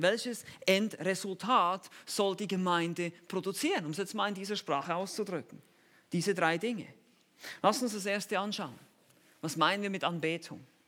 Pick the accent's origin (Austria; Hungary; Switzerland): Switzerland; Ich bin halt Schweizer.